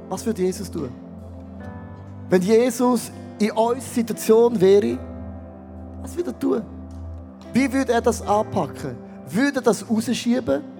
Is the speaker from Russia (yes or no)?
no; Switzerland; Also bin ich kein Schweizer mehr, dann bin ich mehr Latino.